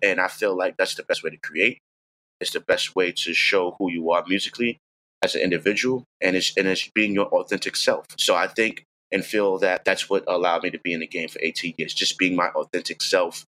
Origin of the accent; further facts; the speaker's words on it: New York City, New York, United States; I'm from the Bronx, I'm from New York.